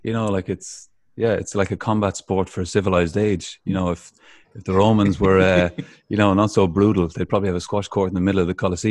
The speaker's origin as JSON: {"language": "English", "country": "Ireland", "tie": "born or raised there", "said": "growing up in Ireland"}